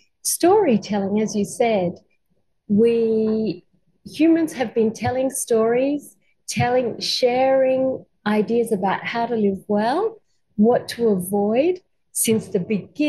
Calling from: Gubbi Gubbi country, Queensland, Australia; I'm calling from Gubbi Gubbi country. So this is an Australian Aboriginal tradition to acknowledge the country you're calling from. I'm not Aboriginal

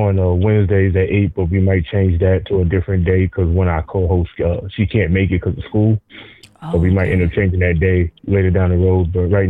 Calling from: Elmwood Park, New Jersey, United States; No, I'm in Elmwood Park.

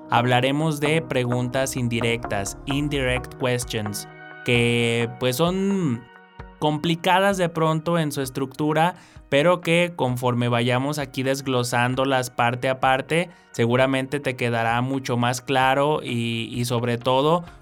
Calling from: State of Mexico, Mexico; Hola, ¿qué tal? … Soy del Estado de México

